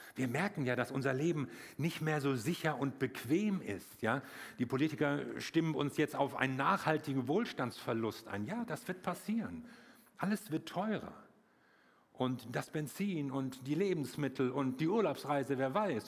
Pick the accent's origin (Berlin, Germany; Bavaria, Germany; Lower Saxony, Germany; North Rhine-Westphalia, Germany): North Rhine-Westphalia, Germany; Wuppertal; bei uns in Wuppertal, ich komme aus Wuppertal